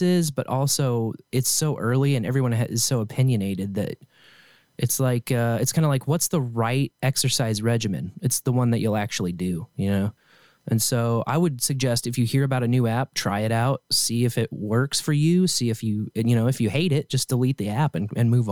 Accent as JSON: {"language": "English", "town": "Kearney", "region": "Missouri", "country": "United States", "tie": "born or raised there", "said": "my hometown"}